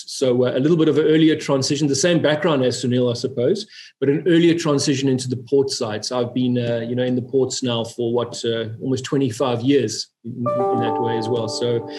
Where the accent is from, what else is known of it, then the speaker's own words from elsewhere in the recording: South Africa; moved away as an adult; now in Oman; So I'm a real farm boy. I grew up in South Africa. My mother was Dutch and my father's South African, but I was born and bred in South Africa.